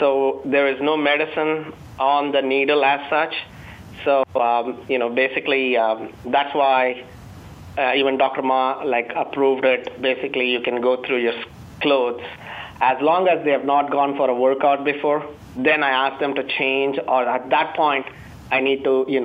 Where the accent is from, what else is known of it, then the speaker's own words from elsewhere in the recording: Chennai, Tamil Nadu, India; moved away as an adult; now in United States; I come from India